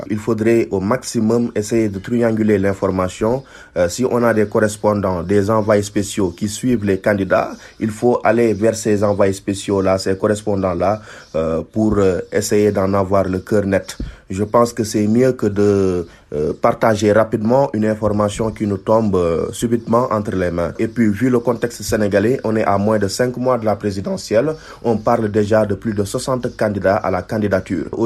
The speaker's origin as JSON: {"language": "French", "country": "Cameroon", "said": "du Cameroun."}